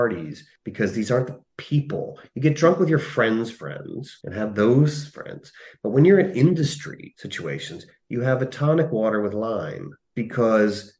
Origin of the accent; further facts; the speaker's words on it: New Jersey–Pennsylvania border, United States; moved away as an adult; now in Los Angeles, United States; Where I grew up on the Jersey Pennsylvania border